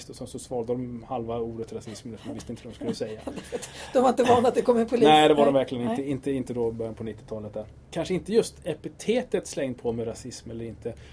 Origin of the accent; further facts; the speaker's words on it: Sweden; Jag är född i Sverige, mamma också.